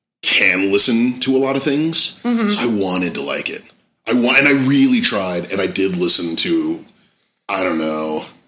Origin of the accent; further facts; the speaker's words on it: Bay Area, California, United States; I grew up in the Bay Area